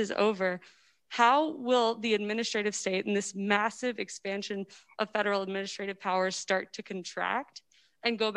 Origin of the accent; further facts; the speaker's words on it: Louisiana, United States; I'm from Louisiana.